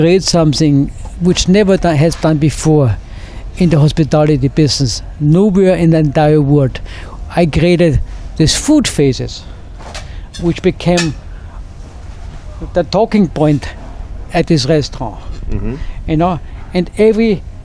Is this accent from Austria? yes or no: yes; Austria; moved away as an adult; I grew up in Austria